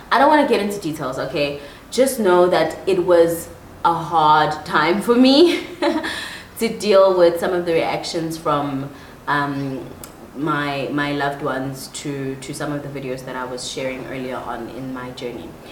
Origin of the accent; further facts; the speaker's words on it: Empangeni, KwaZulu-Natal, South Africa; also born or lived in Pretoria, South Africa / Johannesburg, South Africa; now in Nairobi, Kenya; Then we moved to KwaZulu Natal as a family, and I spent the rest of my teenage years, my young, like preteen and teenage years, in Empangeni, a very small town on the coast of um, KwaZulu Natal.